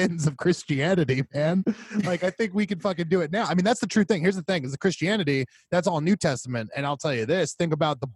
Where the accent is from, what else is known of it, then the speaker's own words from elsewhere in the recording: Tampa, Florida, United States; moved away; we are from Tampa. We still have 813 numbers, even though we are so far from the 813 area code